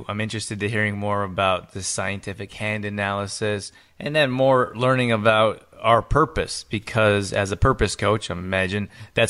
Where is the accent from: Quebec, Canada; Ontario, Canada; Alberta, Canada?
Alberta, Canada; Calgary; well, I grew up in Calgary, Alberta, and I'm not sure if you're familiar, but it's about an hour from the Rocky Mountains.